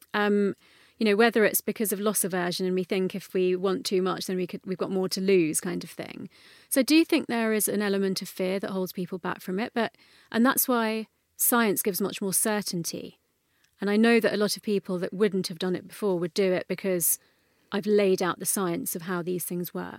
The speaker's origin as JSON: {"language": "English", "region": "London", "country": "United Kingdom", "tie": "born or raised there", "said": "I grew up in North London, um, and my parents are first generation Indian immigrant parents"}